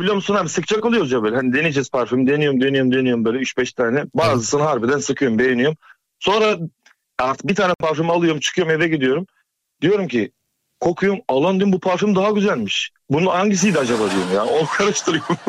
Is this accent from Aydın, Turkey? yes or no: yes; Söke, Aydın, Turkey; ben Söke'liyim